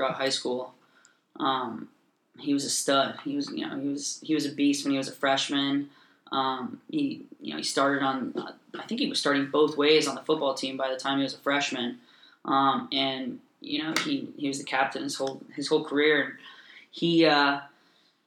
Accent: Tennessee, United States; I was fortunate enough to have a houseboat growing up in North Lake in Tennessee

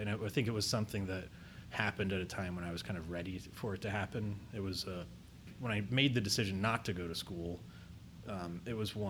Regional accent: Marion, Ohio, United States; now in Columbus, United States; I grew up in Marion, Ohio, which is about an hour north of Columbus.

